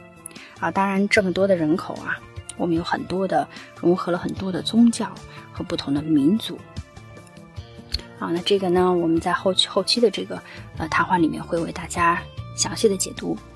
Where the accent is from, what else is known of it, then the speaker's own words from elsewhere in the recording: Xinjiang, China; 在新疆啊，就是这样的一个地大物博啊，造就了我们新疆人骨子里的这种大气的情怀。